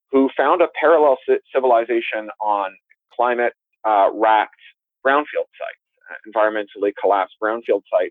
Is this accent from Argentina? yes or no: no; Canada; also born or lived in United Kingdom; now in Southern California, United States; I'm Canadian by birth. I also have British citizenship. I live in Southern California